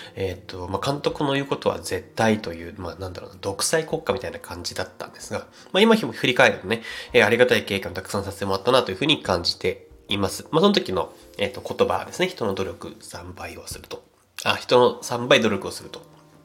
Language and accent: Japanese; Saitama, Japan; 僕埼玉県出身なんですけども